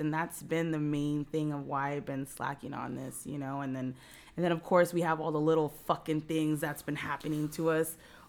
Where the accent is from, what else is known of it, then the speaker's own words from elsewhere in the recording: Whittier, California, United States; we're from the same, we're both from Whittier.